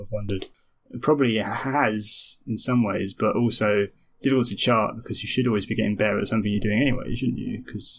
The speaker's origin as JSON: {"language": "English", "town": "Romford", "region": "London", "country": "United Kingdom", "said": "And I am trying to sound like I'm from Romford when I visit Romford. It's just stupid. I don't hate Romford, but I think from a personal point of view, I was always wanted to get out"}